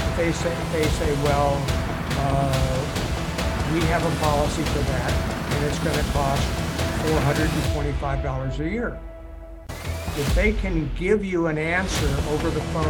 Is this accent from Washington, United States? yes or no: no; Evanston, Illinois, United States; moved away as an adult; also born or lived in Champaign-Urbana, Illinois / Peoria, Illinois; now in Phoenix, United States; So I'm originally from Evanston, Illinois.